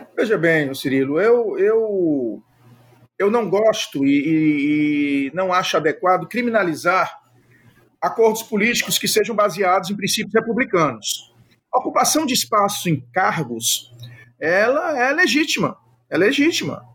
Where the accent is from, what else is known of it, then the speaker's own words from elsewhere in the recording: Ceará, Brazil; eu sou do Ceará